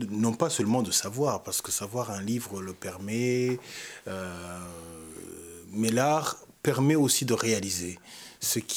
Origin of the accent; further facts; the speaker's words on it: Rwanda; Même si je suis rwandais, même si c'est mon histoire et mon pays